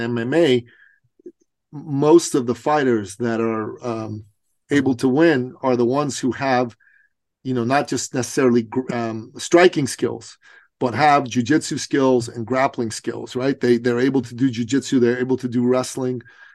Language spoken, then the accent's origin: English; Iran; now in Canada; I'm from Iran originally